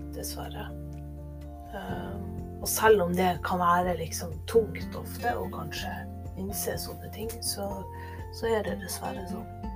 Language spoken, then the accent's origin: Norwegian; Northern Norway, Norway; nå er jo jeg nordlending